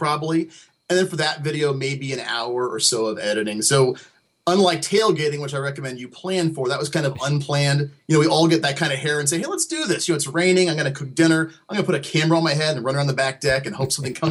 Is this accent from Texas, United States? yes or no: no; Dayton, Ohio, United States; I'm from Dayton.